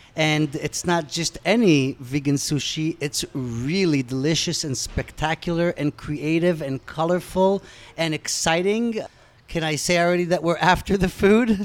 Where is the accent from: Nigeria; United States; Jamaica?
United States; accent: American; also born or lived in Israel; now in Tel Aviv, Israel; as an American